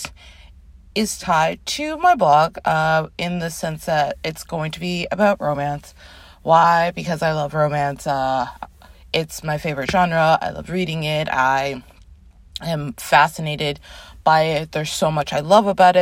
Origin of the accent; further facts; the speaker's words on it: Toronto, Ontario, Canada; moved away as an adult; now in New York City, United States; I was born in New York City, grew up in Toronto, Canada. I moved back to New York in 2010